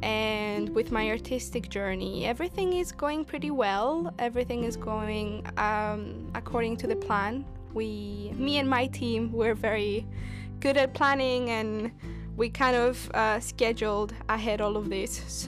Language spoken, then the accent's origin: English; Cyprus; now in London, United Kingdom; I'm from Cyprus, based in London at the moment.